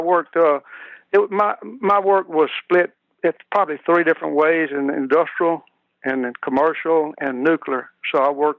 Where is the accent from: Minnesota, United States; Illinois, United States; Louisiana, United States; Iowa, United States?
Louisiana, United States; now in Clinton, United States; I was raised in East Baton Rouge Parish, in a community just kind of northeast of Baton Rouge.